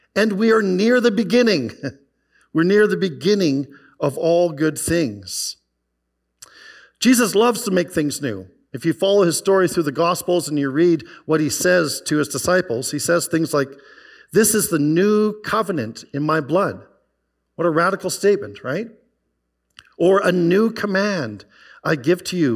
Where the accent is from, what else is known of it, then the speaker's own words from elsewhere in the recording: Okanagan Valley, British Columbia, Canada; also born or lived in White Rock, Canada; now in Calgary, Canada; I grew up in the Okanagan Valley